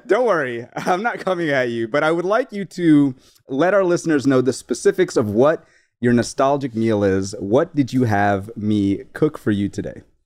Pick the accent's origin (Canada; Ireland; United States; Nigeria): United States; New Orleans, Louisiana; we are from New Orleans